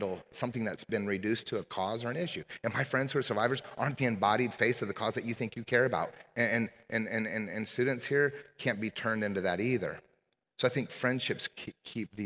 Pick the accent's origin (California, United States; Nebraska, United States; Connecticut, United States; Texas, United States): Nebraska, United States; Omaha; I grew up in Omaha, Nebraska